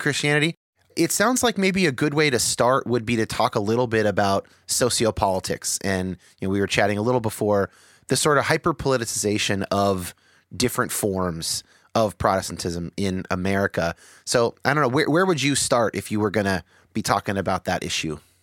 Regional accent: San Jose, California, United States; I grew up in San Jose

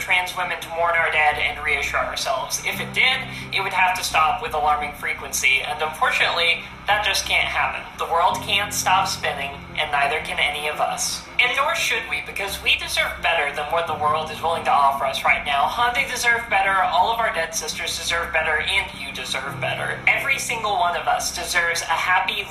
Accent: United States; being an American

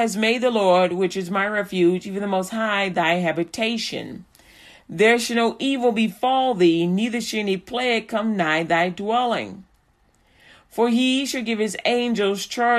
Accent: Chicago, Illinois, United States; also born or lived in Texas; now in Haltom City, United States; I'm a Chicagoan through and through

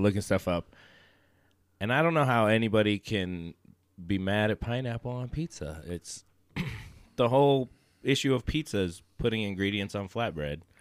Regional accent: Gardnerville, Nevada, United States; I grew up in Gardnerville

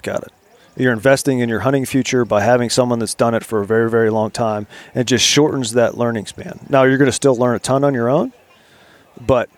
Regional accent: Pittsburgh, Pennsylvania, United States; moved away; also born or lived in Virginia; I grew up outside of Pittsburgh. I lived in Virginia. I live in an urban environment

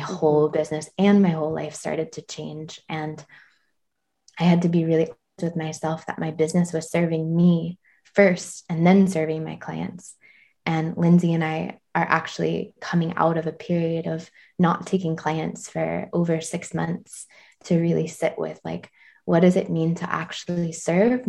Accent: Georgia, United States; now in Tennessee, United States; I'm from Georgia, but now live in Tennessee.

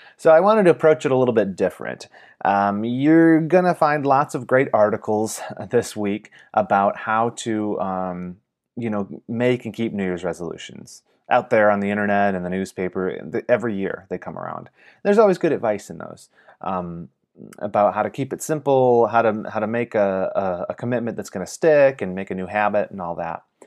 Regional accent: Michigan, United States; moved away; my home state of Michigan

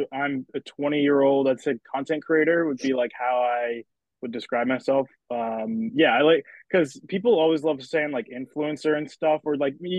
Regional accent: Exeter, New Hampshire, United States; moved away; I'm from Exeter, New Hampshire. I'm back home right now just for a couple of weeks to be with the fam.

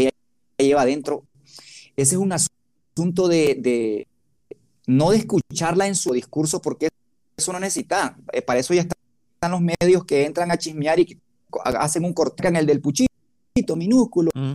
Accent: Nicaragua; de barrio pobre, de montaña, de Huilí, soy nacido en el Bozaguá

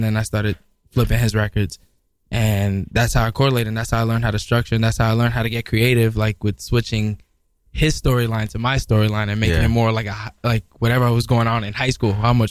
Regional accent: New York City, New York, United States; also born or lived in Midtown Manhattan, New York City; I'm originally from the Bronx, man. BX, stand up, uptown.

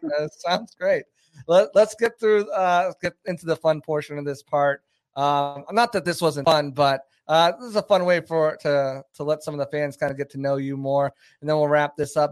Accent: New Hampshire, United States; also born or lived in Boston; I'm from New Hampshire

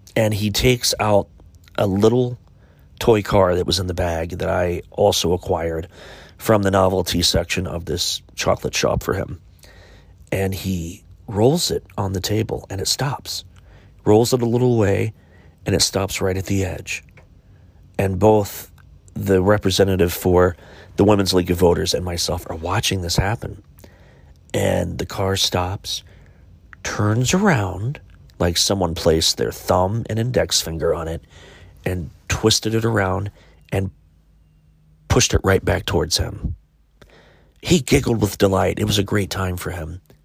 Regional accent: Chillicothe, Ohio, United States; my hometown of Chillicothe, Ohio

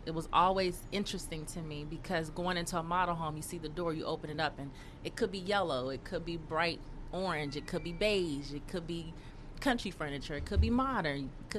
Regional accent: California, United States; When I was little, my mom used to take me. I lived in South Central.

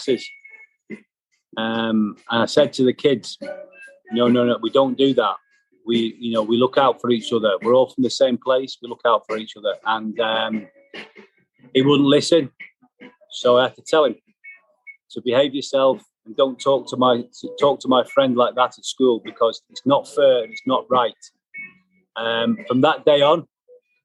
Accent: Liverpool, North West England, United Kingdom; also born or lived in Glasgow, Scotland; my hometown club, Liverpool

